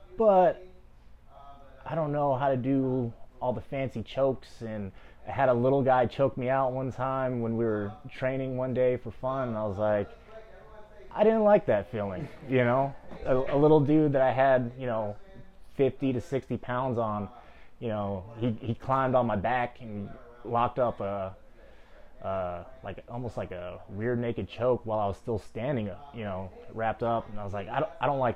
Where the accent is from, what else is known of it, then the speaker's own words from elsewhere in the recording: San Bernardino, California, United States; also born or lived in Los Angeles, California; I was raised, born and raised in San Bernardino, moved out to LA as a teenager.